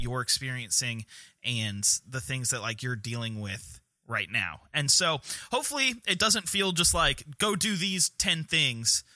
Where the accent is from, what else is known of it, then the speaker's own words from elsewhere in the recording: North Carolina, United States; our great state of North Carolina